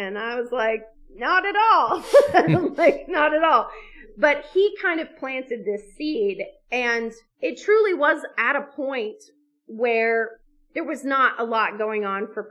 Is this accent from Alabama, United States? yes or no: yes; Alabama, United States; we grew up in Alabama